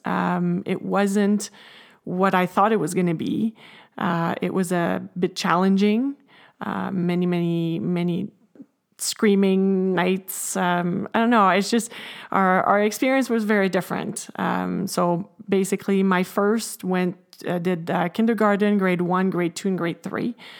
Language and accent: English; Canada; I'm French Canadian myself